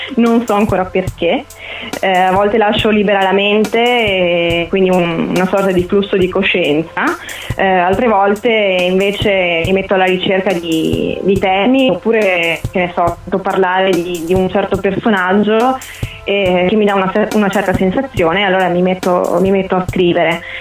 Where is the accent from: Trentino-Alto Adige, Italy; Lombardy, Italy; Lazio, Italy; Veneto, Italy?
Veneto, Italy; Conegliano; sono di Conegliano